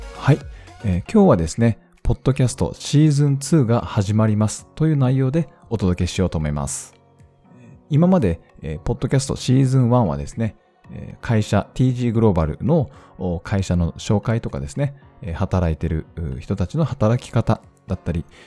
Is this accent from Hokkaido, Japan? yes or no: yes; Hokkaido, Japan; 地元北海道